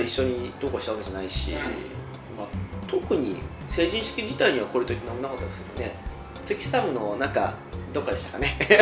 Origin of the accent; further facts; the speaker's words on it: Hokkaido, Japan; 我々はほら道民